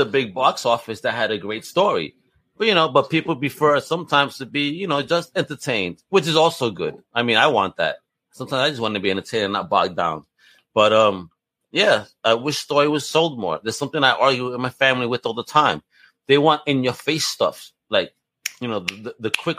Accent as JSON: {"language": "English", "region": "New York", "country": "United States", "said": "I come from New York where it's a melting pot."}